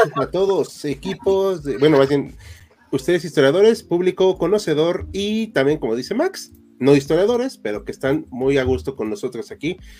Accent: Mexico; Somos mexicanos

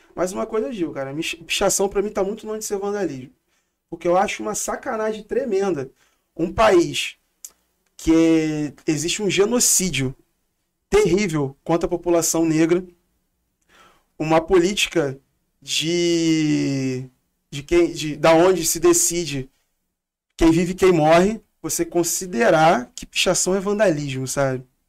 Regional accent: Rio de Janeiro, Brazil; Vem de Realengo, da zona oeste, sou cria mesmo de lá. E moro ainda

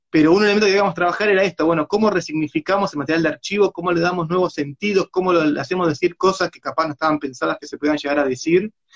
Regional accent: Buenos Aires, Argentina; también somos esto, los porteños

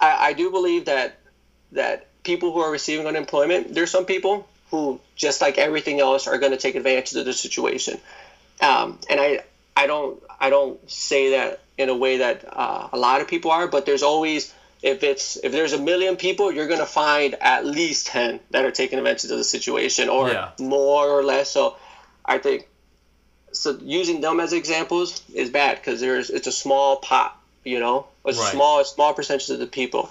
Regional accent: New York City, New York, United States; I was born in Brooklyn

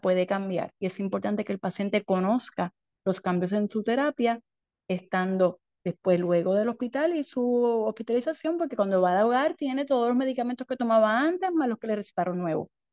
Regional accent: San Germán, Puerto Rico; moved away as an adult; now in Ponce, Puerto Rico; soy natural del pueblo de San Germán y ahora soy hija ponceña porque llevo más de 20 años en Ponce

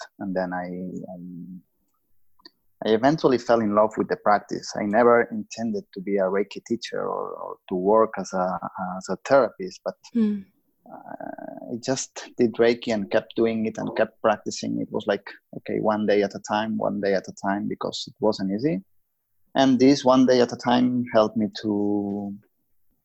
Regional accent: Lleida, Catalonia, Spain; I was working in my hometown in Lleida

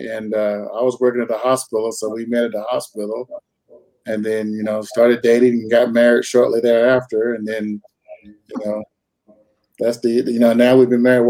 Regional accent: North Carolina, United States; moved away as an adult; now in Twin Falls, United States; Grew up in North Carolina most of my life. Met my wife in North Carolina.

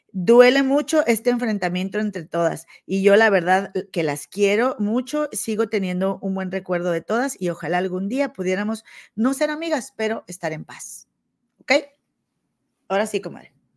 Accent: Monterrey, Nuevo León, Mexico; allá de mi tierra, de Monterrey

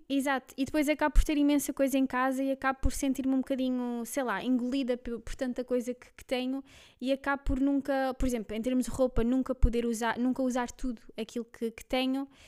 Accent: Belgium; Portuguese is a second language; now in Lisbon area, Portugal; nasci na Bélgica, e um, pronto, há uns anos vim cá morar para Portugal. Um, se eu der aqui alguns erros no, no, português, já sabem o porquê

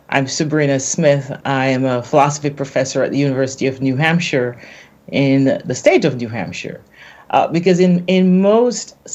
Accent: Jamaica; I'm from Jamaica, then you have a sense of what I look like.

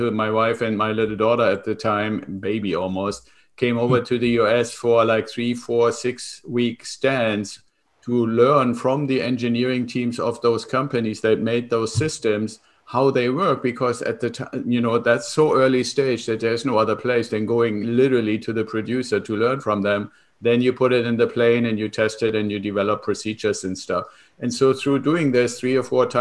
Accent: Germany; moved away as an adult; now in United States; I'm originally from Germany and came to the US 25 years ago with the Air Force

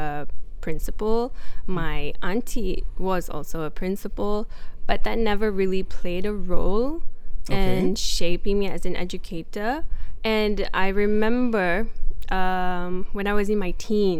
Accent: Ampang, Selangor, Malaysia; I grew up in Ampang.

